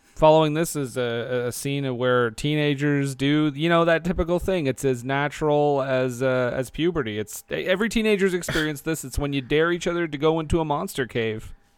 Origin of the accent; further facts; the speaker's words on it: Alberta, Canada; I'm from Alberta